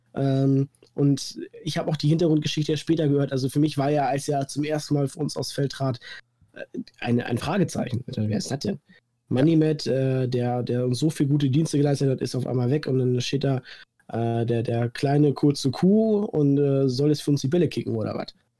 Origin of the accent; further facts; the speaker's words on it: Münsterland, North Rhine-Westphalia, Germany; komme aus dem wunderschönen Münsterland